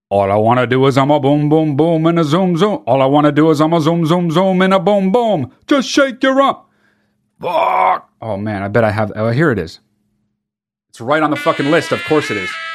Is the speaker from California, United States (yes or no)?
yes; California, United States; I grew up in California